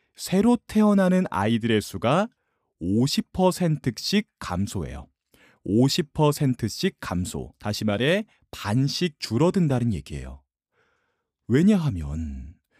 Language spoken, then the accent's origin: Korean; South Korea; 저는 지금 20대 한국인입니다.